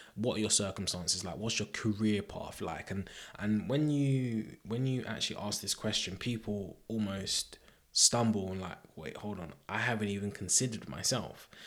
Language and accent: English; Croydon, London, United Kingdom; Croydon, Croydon is my hometown